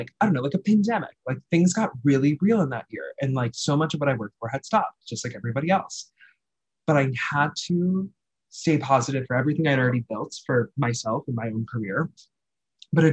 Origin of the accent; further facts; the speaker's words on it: New York City, New York, United States; I'm a New Yorker